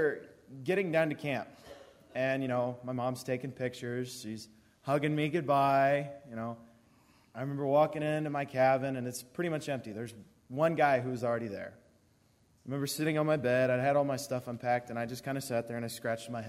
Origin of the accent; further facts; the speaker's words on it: Warsaw, Missouri, United States; I'm from Warsaw